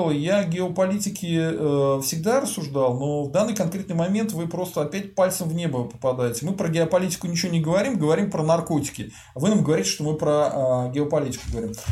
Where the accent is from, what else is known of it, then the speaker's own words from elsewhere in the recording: Kazan, Tatarstan, Russia; Алекс, э, я просто из Казани, хе-хе.